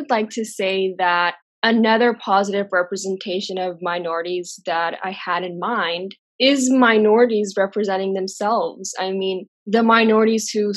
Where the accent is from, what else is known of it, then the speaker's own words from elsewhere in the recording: Texas, United States; also born or lived in Jordan; I'm a 22-year-old hijabi who was born and raised in Texas.